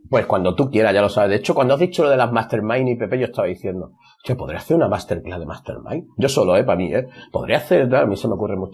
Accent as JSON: {"language": "Spanish", "town": "Marbella", "region": "Andalusia", "country": "Spain", "tie": "born or raised there", "said": "olernos, que se dice en mi pueblo, vamos a olernos. Aquí por Marbella se dice así"}